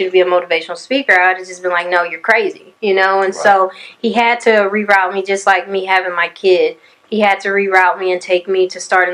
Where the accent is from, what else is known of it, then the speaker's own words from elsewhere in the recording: Conroe, Texas, United States; I'm from Conroe, Texas, born and raised